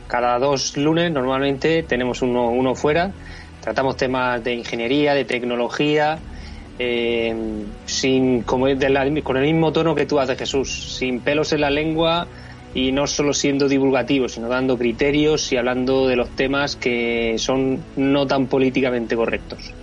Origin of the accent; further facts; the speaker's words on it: Spain; en España somos los tontos de Europa